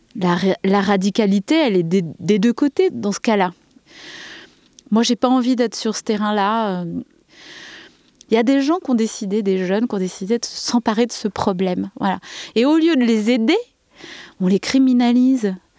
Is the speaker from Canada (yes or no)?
no; Saint-Denis, Île-de-France, France; moved away as an adult; now in Verfeil-sur-Seye, France; je viens de Saint-Denis